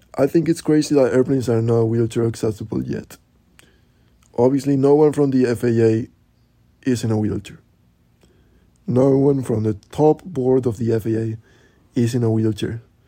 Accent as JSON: {"language": "English", "country": "Spain", "moved": "yes", "lives_now": "New York, United States", "said": "I am from Spain and I live in New York"}